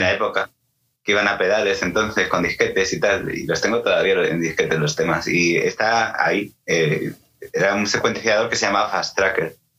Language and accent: Spanish; Toledo, Castilla-La Mancha, Spain; yo soy de Toledo